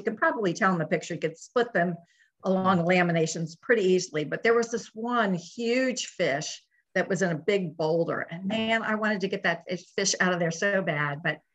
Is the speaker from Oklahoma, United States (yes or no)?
no; Northern Virginia, United States; I grew up in Northern Virginia